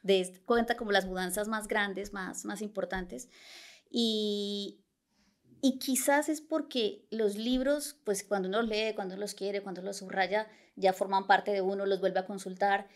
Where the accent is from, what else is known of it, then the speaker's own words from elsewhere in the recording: Bucaramanga, Santander, Colombia; moved away as an adult; also born or lived in Bogotá, Colombia; now in Barcelona, Spain; en Colombia soy de Bucaramanga